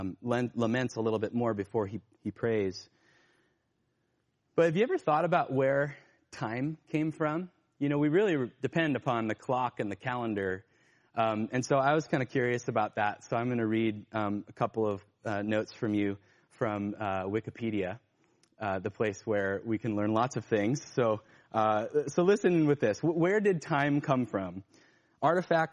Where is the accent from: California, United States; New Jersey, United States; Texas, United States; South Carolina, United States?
California, United States; Northern; I grew up in Northern California, and there were rice fields around us